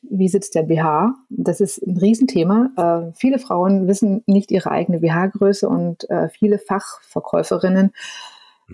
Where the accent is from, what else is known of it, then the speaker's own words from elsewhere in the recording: Germany; bei uns in Deutschland